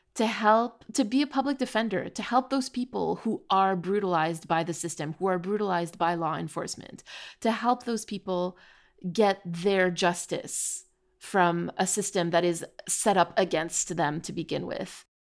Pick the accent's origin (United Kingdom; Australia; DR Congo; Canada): Canada; we're from Canada